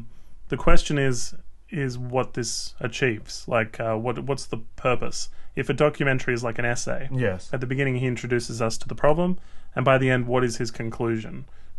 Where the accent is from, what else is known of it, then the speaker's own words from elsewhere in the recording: West Virginia, United States; But for someone who grew up in a small town like my home state of West Virginia, or where we just were in Altoona, I'd put it at less than 50%.